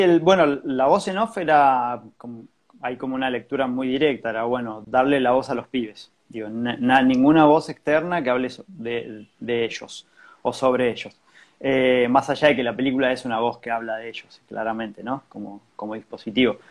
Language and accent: Spanish; San Juan, Argentina; moved away as an adult; now in Buenos Aires, Argentina; Yo, soy de San Juan